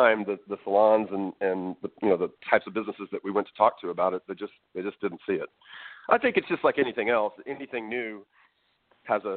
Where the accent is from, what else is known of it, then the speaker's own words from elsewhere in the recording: Dallas, Texas, United States; also born or lived in North Carolina; Born and raised in Dallas, Texas